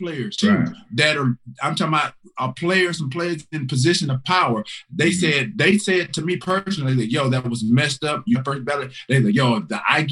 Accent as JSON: {"language": "English", "region": "the South", "country": "United States", "tie": "born or raised there", "said": "growing up in the South"}